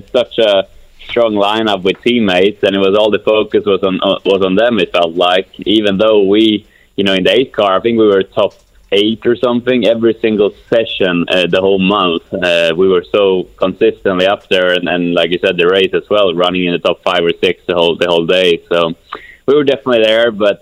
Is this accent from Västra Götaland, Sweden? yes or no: no; Kumla, Örebro County, Sweden; moved away; I got back to my hometown of Kumla, Sweden